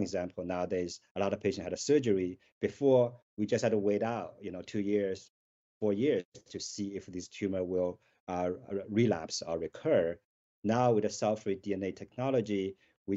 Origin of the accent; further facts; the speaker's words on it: Shanghai, China; moved away; I grew up in Shanghai